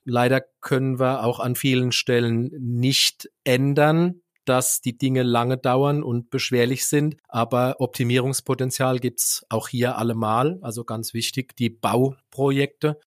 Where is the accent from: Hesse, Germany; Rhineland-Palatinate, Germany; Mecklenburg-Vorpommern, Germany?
Rhineland-Palatinate, Germany; Neustadt an der Weinstraße; meine Heimatstadt, in der ich auch geboren und aufgewachsen bin